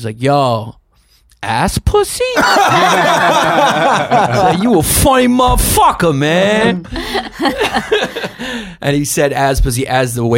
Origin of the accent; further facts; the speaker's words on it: New York, United States; growing up in New York